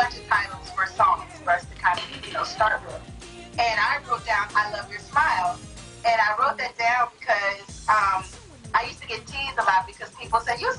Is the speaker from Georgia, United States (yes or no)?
no; California, United States; also born or lived in McKees Rocks, Pennsylvania / Pittsburgh, Pennsylvania; I moved to California when I was 8 years old.